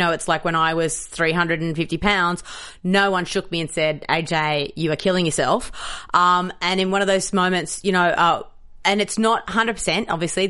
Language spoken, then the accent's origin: English; Australia; now in United States; I'm an Australian